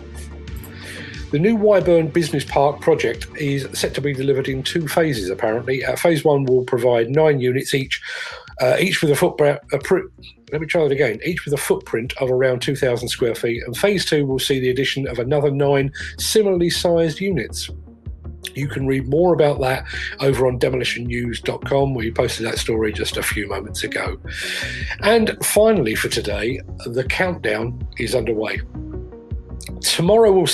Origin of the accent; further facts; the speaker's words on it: England, United Kingdom; being English